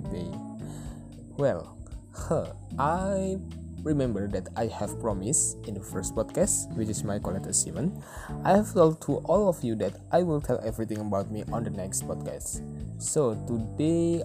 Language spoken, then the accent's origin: English; Pemalang, Central Java, Indonesia; I was born in Pemalang, the small city at Central Java